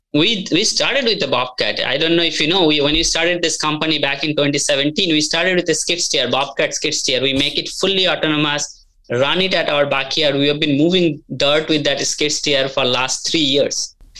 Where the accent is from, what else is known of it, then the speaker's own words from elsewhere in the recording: India; moved away as an adult; now in United States; I grew up in India, came to US back in early 2000